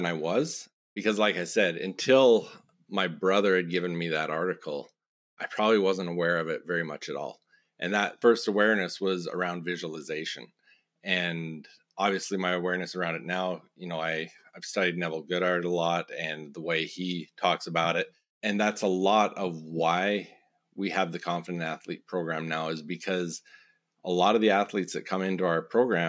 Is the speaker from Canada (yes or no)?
yes; Raymond, Alberta, Canada; So I grew up in Southern Alberta on a farm just outside of a small community, Raymond, Alberta, which is like 3,500 people.